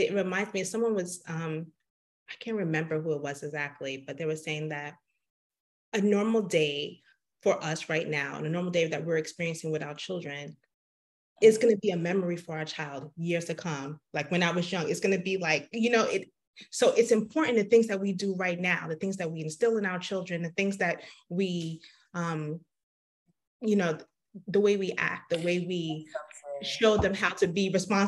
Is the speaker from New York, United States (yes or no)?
yes; New York, United States; also born or lived in Nairobi, Kenya / Johannesburg, South Africa; now in Georgia, United States; I'm from New York. I spent several years on the continent in Nairobi, and then in Johannesburg, and I'm finally settled back in Georgia right now.